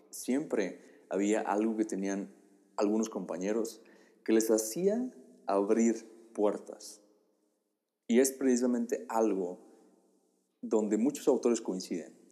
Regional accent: Oaxaca, Mexico; now in Puebla, Mexico; Eso fue lo que yo eh, atravesé cuando me mudé del estado de Oaxaca al estado de Puebla.

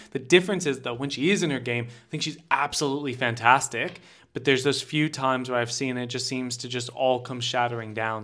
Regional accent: United States; me as an American

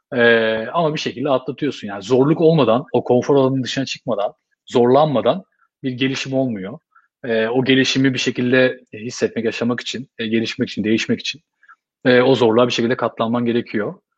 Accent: Istanbul, Turkey; moved away as an adult; now in Dublin, Ireland; Yani ben otuz üç yaşında geldim, e, Dublin'e. otuz üç sene, e, İstanbul'da yaşadım ben. Yani hani, e, İstanbul dışında yaşama tecrübem yoktu.

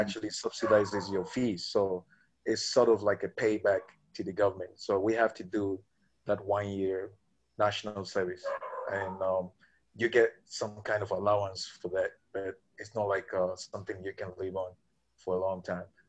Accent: Ghana; moved away as an adult; now in Colombia; I'm from Ghana.

